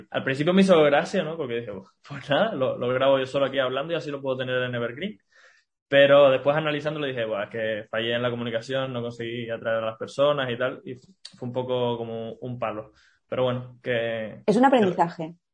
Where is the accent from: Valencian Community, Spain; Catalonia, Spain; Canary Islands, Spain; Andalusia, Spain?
Canary Islands, Spain; now in Barcelona, Spain; Como, vengo de Canarias, aquí en, Barcelona no, estoy acostumbrado